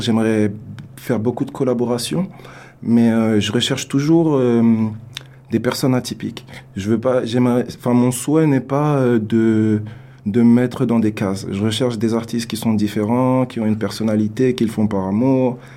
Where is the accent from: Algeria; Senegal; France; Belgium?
France; also born or lived in Africa; now in Canada; artiste né en France. Euh, qui au début a évolué en France, puis euh, je suis allé en Afrique parce que j'ai des origines africaines. Et euh, depuis trois ans, je suis au Canada